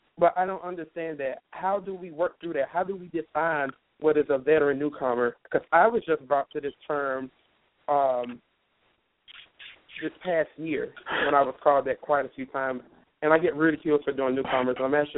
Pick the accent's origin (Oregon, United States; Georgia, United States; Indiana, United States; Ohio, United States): Indiana, United States; Indianapolis; actually, and I'm from Indianapolis, Indiana.